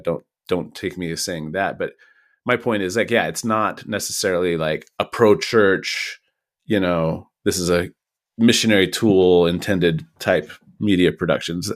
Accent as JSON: {"language": "English", "town": "Kirkland", "region": "Washington", "country": "United States", "tie": "born or raised there", "moved": "yes", "said": "the growth in my hometown of Kirkland was big enough"}